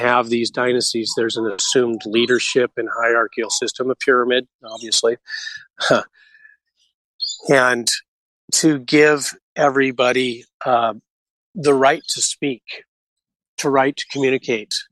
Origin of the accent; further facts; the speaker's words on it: West Coast of America, United States; Growing up in the West Coast of America